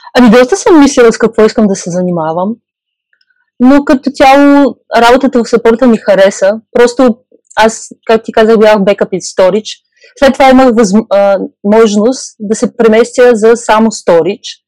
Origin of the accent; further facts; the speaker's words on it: Burgas, Burgas Province, Bulgaria; moved away as an adult; also born or lived in Czech Republic; now in Utrecht, Netherlands; от Бургас